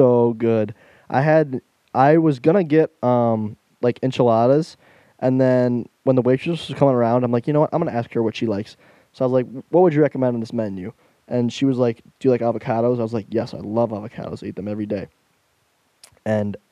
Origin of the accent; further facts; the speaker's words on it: Michigan, United States; I'm from Michigan.